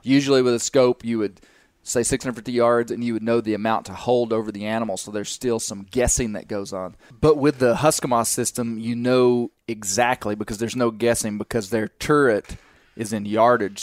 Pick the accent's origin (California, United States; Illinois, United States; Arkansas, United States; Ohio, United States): Arkansas, United States; we're from Arkansas